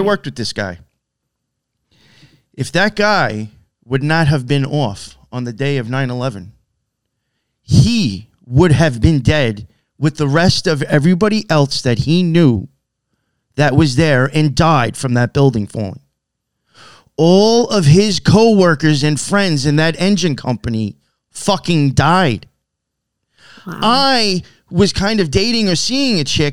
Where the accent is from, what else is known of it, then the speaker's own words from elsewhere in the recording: Long Island, New York, United States; I'm from Long Island